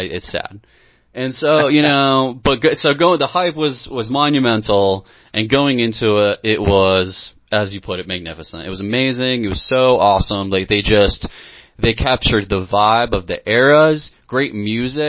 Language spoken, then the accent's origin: English; Cooperstown, New York, United States; very much baseball growing up in Cooperstown, New York